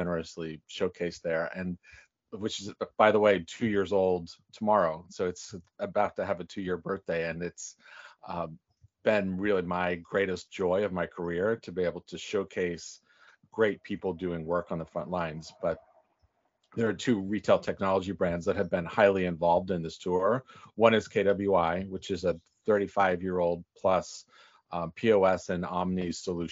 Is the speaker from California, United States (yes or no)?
yes; Northern California, United States; moved away; also born or lived in New York City; I'm from Northern California